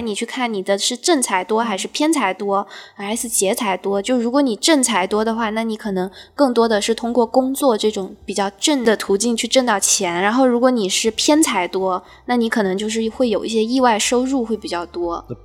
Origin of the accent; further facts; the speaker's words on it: China; 我们中国人讲究的就是这个